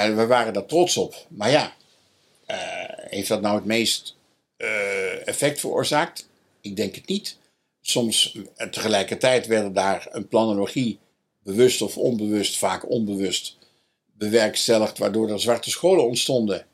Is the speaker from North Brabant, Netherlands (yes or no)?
yes; Dongen, North Brabant, Netherlands; also born or lived in Nijmegen; Ik ben geboren in Dongen als katholiek en gebleven